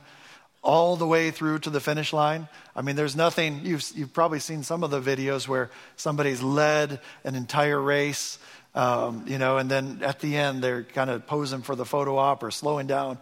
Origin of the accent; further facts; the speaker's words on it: Michigan, United States; I'm from Michigan, so I'm a Detroit Pistons fan